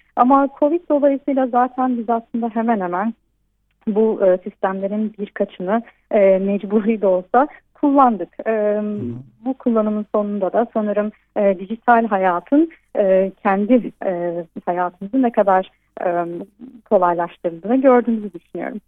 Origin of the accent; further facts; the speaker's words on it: Turkey; first language Turkish; now in Szeged, Hungary; güzel ülkeme ve güzel ülkemin güzel insanlarına